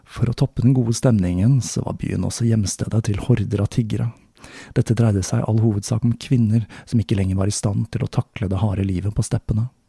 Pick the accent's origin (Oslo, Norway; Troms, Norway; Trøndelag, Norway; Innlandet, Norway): Oslo, Norway; moved away; tilbake til min hjemby Oslo